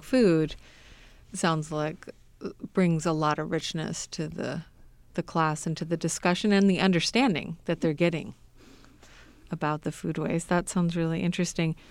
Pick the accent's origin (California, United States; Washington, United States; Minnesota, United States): California, United States; Southern; moved away; I grew up in Southern California